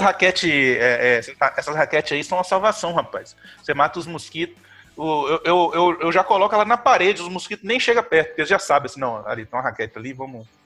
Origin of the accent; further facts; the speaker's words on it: Carangola, Minas Gerais, Brazil; Eu sou de São Manuel do Boi